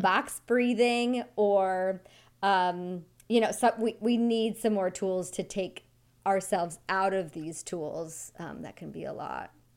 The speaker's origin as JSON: {"language": "English", "region": "Wyoming", "country": "United States", "tie": "born or raised there", "said": "I grew up in Wyoming"}